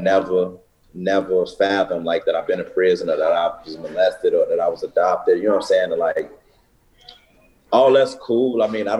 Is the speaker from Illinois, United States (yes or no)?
yes; Chicago, Illinois, United States; I'm from Chicago, I'm from the hood